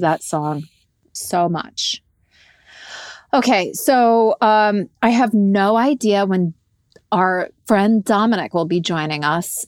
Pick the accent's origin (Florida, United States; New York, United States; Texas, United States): New York, United States; Montrose; also born or lived in Peekskill; I was born in Peekskill, but for the majority of my life I grew up in Montrose.